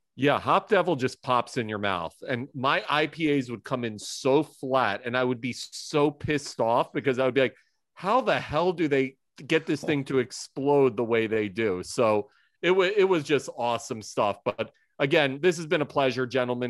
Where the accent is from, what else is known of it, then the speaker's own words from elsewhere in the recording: Philadelphia, Pennsylvania, United States; now in New York, United States; as a Philadelphian, my heart and soul is always kind of there, even though I live in New York